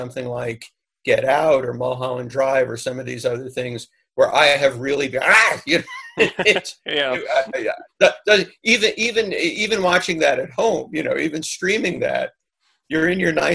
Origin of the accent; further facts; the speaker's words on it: New York, United States; I grew up in New York